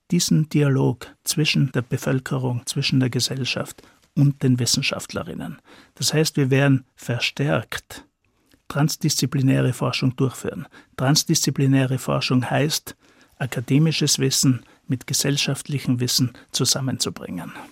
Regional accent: Styria, Austria; ich komme aus der Steiermark, bin aufgewachsen in einem entlegenen Teil äh, von der Steiermark auf einem Bergbauernhof

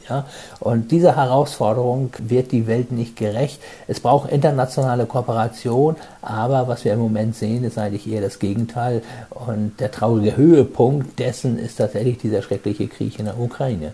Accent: Germany; also born or lived in Hamburg; Bei uns in Deutschland

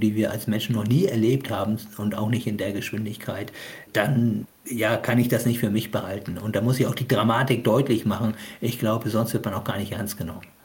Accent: Hamburg, Germany; now in Kiel, Germany; Ich bin zwar in Hamburg äh, geboren, aber ich habe natürlich eine Beziehung zu Pakistan

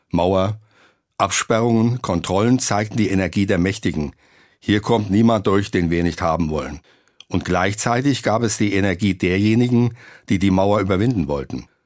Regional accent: West Germany, Germany; Als Westdeutscher konnte ich sie mit einem Passierschein für 5 Mark pro Tag besuchen.

